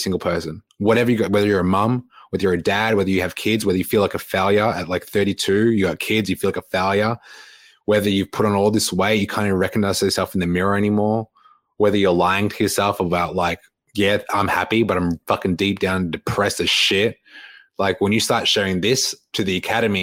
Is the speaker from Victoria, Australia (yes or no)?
yes; Melbourne, Victoria, Australia; moved away; coming back to my hometown of Melbourne